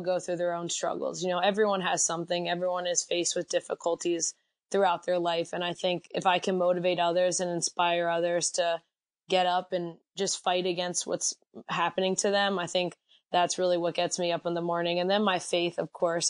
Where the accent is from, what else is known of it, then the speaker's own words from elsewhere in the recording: Reading, Pennsylvania, United States; I'm from Reading, Pennsylvania, about an hour outside